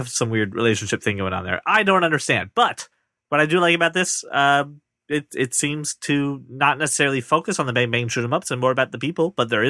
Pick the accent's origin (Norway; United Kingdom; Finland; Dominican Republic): United Kingdom; Schedule, because we're British.